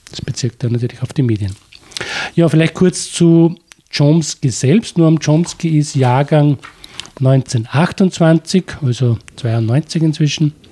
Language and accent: German; Austria; mit einem Phänomen zu tun haben mit der Politik, das bei uns in Österreich Message Control heißt.